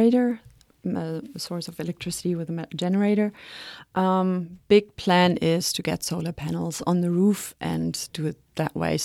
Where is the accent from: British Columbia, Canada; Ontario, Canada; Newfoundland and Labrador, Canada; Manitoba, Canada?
British Columbia, Canada; Atlin; I'm from Atlin